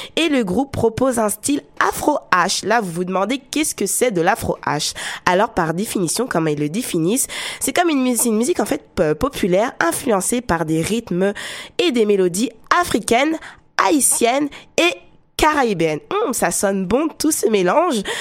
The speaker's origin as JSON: {"language": "French", "country": "France", "tie": "born or raised there", "accent": "French", "moved": "yes", "said": "la France, oui, mon pays natal, parce que en écoutant ma voix, on sait que je suis française, avec l'accent français"}